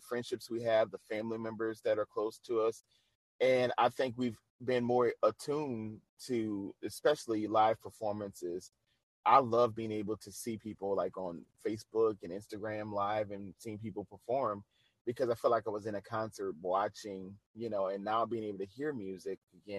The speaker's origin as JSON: {"language": "English", "town": "New Orleans", "region": "Louisiana", "country": "United States", "said": "me being from the South, I don't really have the accent that most people from New Orleans have. So it makes it hard. They're like, you're from New Orleans? I'm like, yeah."}